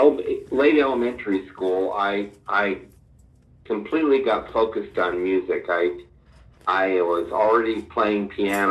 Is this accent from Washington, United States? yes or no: no; Long Island, New York, United States; moved away as an adult; also born or lived in Nashville; I grew up on Long Island